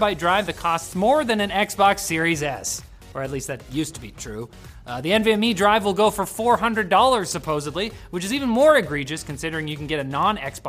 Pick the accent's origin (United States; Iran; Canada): Canada; We're Canadian